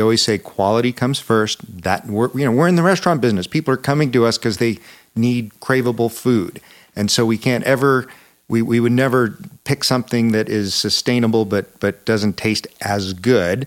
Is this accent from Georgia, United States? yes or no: no; Buffalo, New York, United States; moved away as an adult; also born or lived in Aspen, Colorado; I grew up in Buffalo, New York